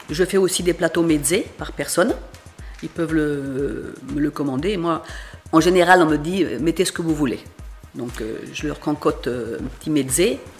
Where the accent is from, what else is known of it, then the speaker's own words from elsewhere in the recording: Senegal; born there; Non, je suis pas né au Liban, je suis né au Sénégal.